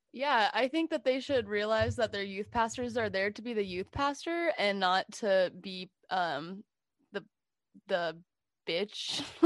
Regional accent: San Jose, California, United States; I was born in San Jose, California, um, family of five. I'm the middle child, um, and we grew up going to a very conservative evangelical church

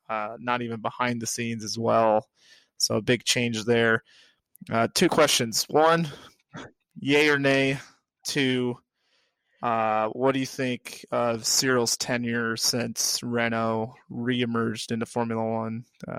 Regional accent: United States; me as a American with my, one would say, ridiculous accent

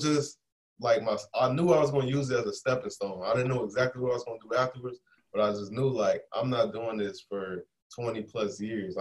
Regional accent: Chicago, Illinois, United States; I'm from Chicago, grew up on Chicago, the west side area of Chicago, born and raised

